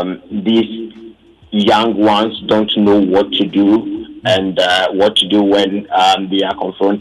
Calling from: Ghana; calling from Ebuakwa.

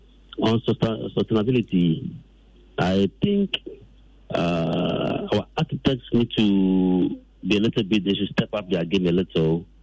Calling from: Dodowa, Greater Accra, Ghana; I'm calling from Dodoa.

